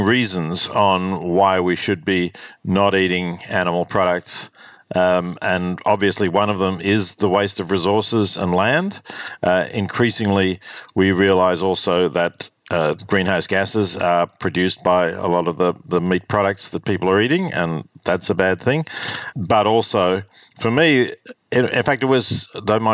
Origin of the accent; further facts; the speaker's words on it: Australia; also born or lived in Melbourne / Oxford; growing up in Australia in the 50s